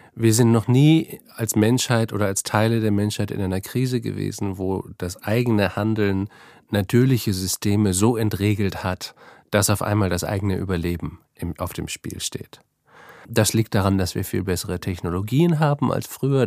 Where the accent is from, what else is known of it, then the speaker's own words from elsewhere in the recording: Northern Germany, Germany; moved away as an adult; now in Vienna, Austria; Ich bin, wie man unschwer hört, kein Österreicher. Ich komme eigentlich aus Deutschland, aus Norddeutschland